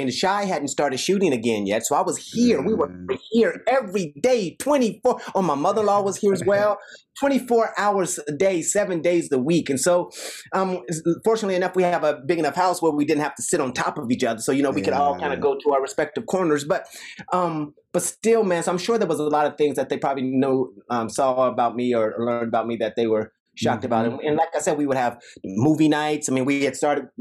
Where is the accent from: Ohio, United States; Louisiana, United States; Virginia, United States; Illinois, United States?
Ohio, United States; Dayton; I'm from Dayton, Ohio